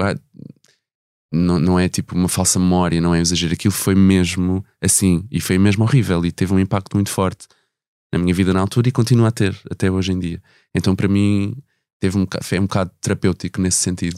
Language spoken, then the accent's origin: Portuguese; Ribatejo, Portugal; first language Portuguese; tanto eu como a Simone somos do Ribatejo